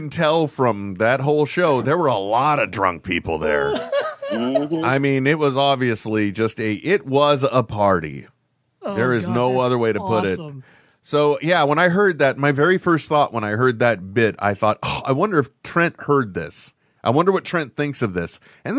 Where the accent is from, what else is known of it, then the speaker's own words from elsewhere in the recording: San Francisco, California, United States; I'm from the San Francisco area.